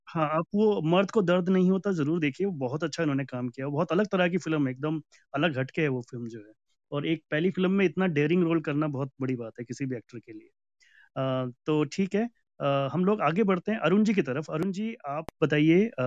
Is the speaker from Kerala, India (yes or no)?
yes; Kerala, India; मैं भी केरला uh, से बिलोंग करता हूँ तो मैं भी एक साउथ का आदमी हूँ